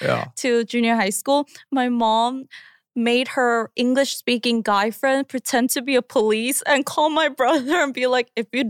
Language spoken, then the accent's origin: English; Long Island, New York, United States; also born or lived in Queens, New York; I'm from Long Island